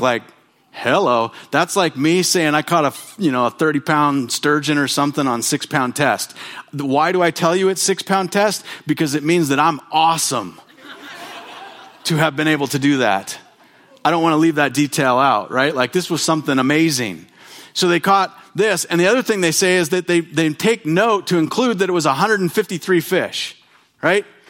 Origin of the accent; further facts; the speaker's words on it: Bonners Ferry, Idaho, United States; I grew up in Bonner's Ferry, where there are mountains